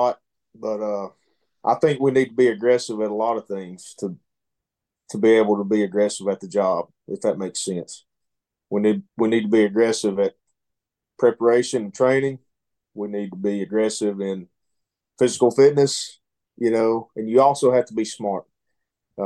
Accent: Dalton, Georgia, United States; Born and raised

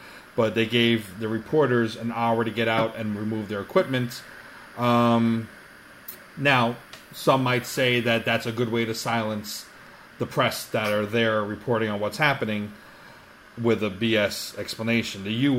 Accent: United States; As Native American

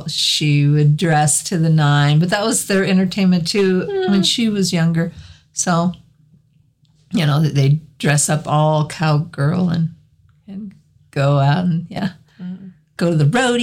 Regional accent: Cheyenne, Wyoming, United States; I grew up in Cheyenne, so we had Frontier Days every year

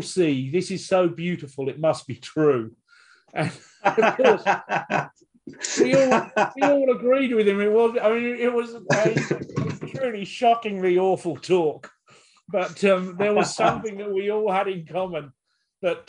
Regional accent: United Kingdom; we're British.

